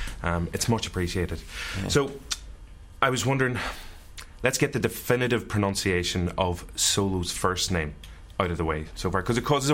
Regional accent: Ireland; As an Irishman

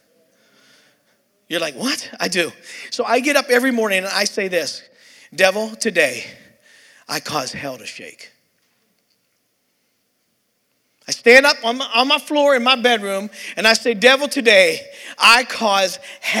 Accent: Pittsburgh, Pennsylvania, United States; I'm from Pittsburgh, PA

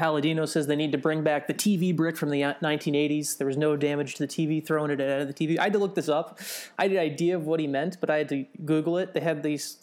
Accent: New Jersey, United States; I grew up in New Jersey

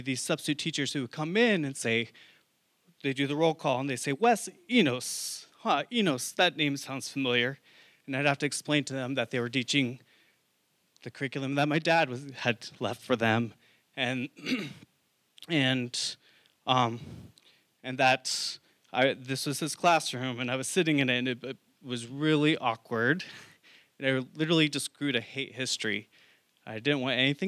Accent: Oregon coast, United States; moved away as an adult; also born or lived in San Francisco / New York City; I grew up in a very small town in Oregon, on the Oregon coast

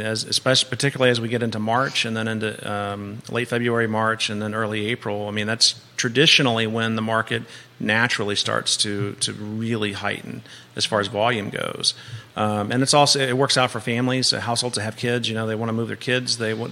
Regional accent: Hampton Roads, Virginia, United States; now in Charlottesville, United States; I was born and raised in Hampton Roads

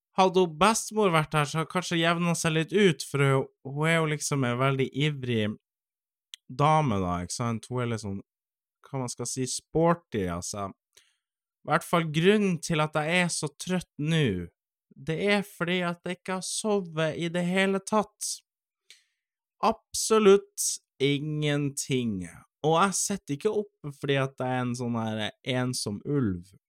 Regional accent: Finnmark, Norway; moved away; also born or lived in Eastern Norway; jeg vokste jo opp i Finnmark

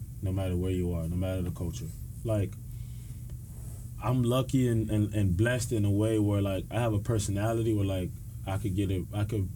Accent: Miami, Florida, United States; I'm from Miami

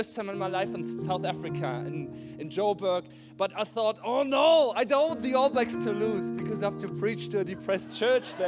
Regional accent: Germany; now in Christchurch, New Zealand; I'm from Germany.

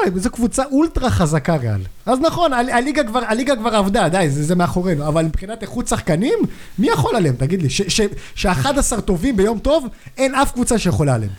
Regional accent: Jerusalem, Jerusalem District, Israel; אני ירושלמי, בן 29

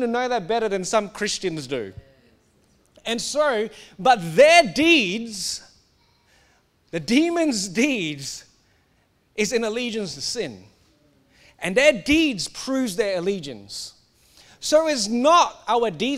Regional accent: Singapore; now in Australia; I grew up in Singapore. I'm meant to be Singaporean. I'm now Australian

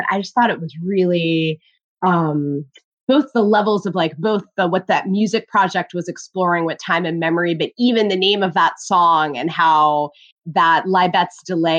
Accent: Connecticut, United States; I grew up in Connecticut.

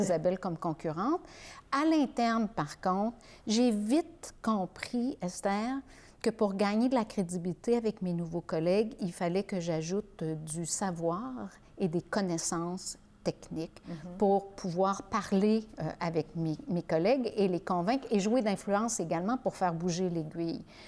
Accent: Beauharnois, Quebec, Canada; la rue et de la maison où j'ai euh, j'ai grandi euh, à Beauharnois

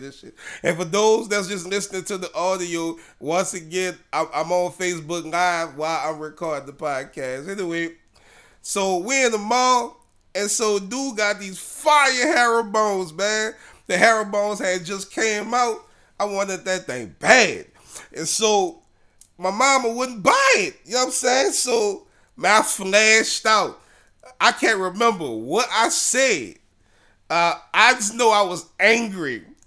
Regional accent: New Orleans, Louisiana, United States; We grew up together in Kennedy Heights in New Orleans

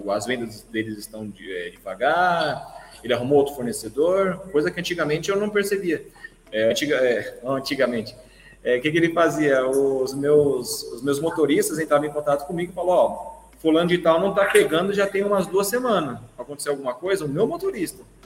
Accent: Guarulhos, São Paulo, Brazil; eu sou de Guarulhos

